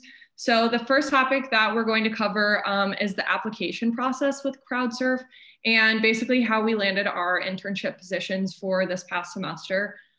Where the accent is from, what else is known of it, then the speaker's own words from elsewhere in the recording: Saint Paul, Minnesota, United States; moved away as an adult; also born or lived in Indianapolis; I'm from St. Paul, Minnesota originally, but I go to school at Butler University in Indianapolis, Indiana.